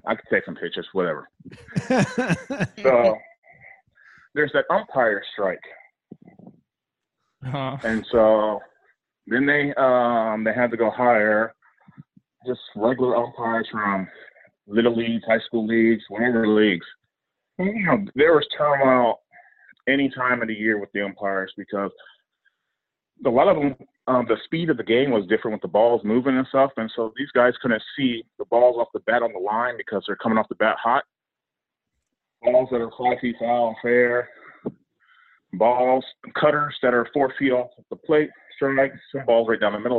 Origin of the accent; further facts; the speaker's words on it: near Calabasas and Malibu, California, United States; I grew up near Calabasas and Malibu